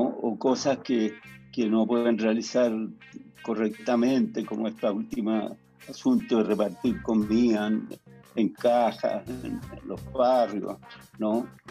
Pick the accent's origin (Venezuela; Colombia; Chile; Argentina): Chile; moved away as an adult; also born or lived in France; tengo mis raíces acá, soy chileno